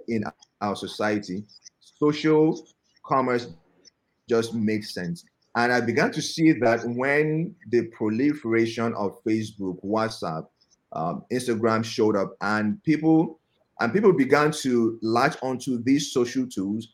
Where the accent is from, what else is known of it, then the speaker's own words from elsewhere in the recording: Nigeria; living in Nigeria, growing up in Nigeria